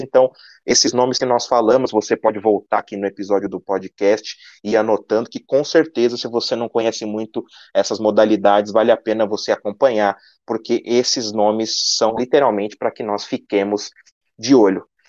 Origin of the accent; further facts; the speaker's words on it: Brazil; nós que somos brasileiros